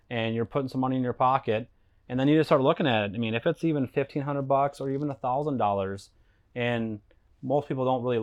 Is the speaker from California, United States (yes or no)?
no; Stillwater, Minnesota, United States; right here. It's my hometown. So where I grew up, born and raised